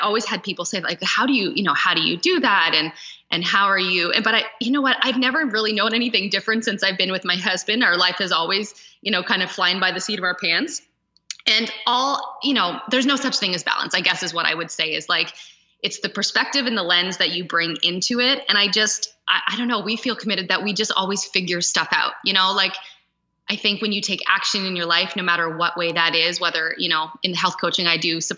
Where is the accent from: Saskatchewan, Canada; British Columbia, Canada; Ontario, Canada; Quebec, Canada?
Ontario, Canada; Stratford; moved away as an adult; also born or lived in Toronto / Switzerland; And I grew up in the country. Like I grew up just outside of Stratford.